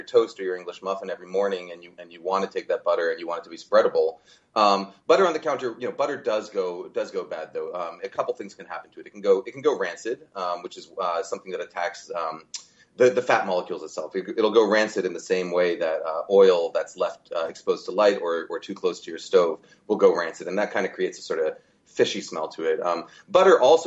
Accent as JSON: {"language": "English", "region": "California", "country": "United States", "said": "I come from California"}